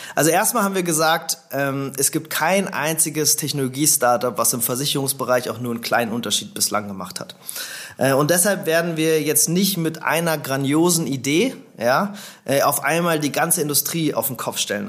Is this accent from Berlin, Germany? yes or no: yes; Berlin, Germany; also born or lived in St. Gallen / Zürich; Also ich bin in Berlin geboren, ähm, vor ein bisschen mehr als 30 Jahren. Äh, bin hier aufgewachsen.